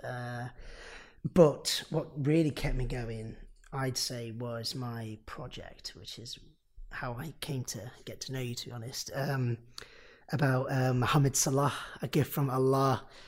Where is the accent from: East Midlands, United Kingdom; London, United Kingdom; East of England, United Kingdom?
East Midlands, United Kingdom; Nottingham; I'm from Nottingham